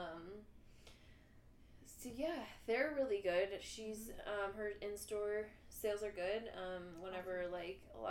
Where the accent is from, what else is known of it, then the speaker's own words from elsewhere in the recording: Hermann, Missouri, United States; now in St. Louis, United States; I'm from Herman, which is, like, sort of the same, but in Missouri, like, small town sort of thing